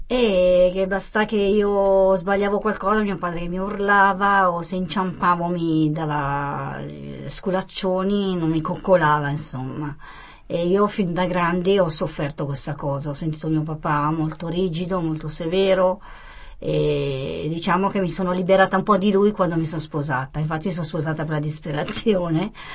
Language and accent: Italian; Como, Lombardy, Italy; also born or lived in Apulia; io sono nata a Como, ho 49 anni, e i miei genitori meridionali però il sangue è pugliese, non mi sento comasca.